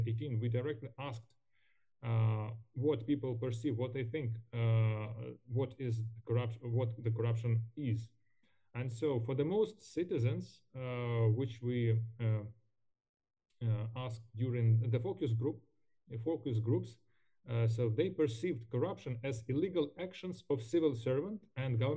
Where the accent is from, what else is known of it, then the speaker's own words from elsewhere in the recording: Ukraine; English is a second language; our country, by our people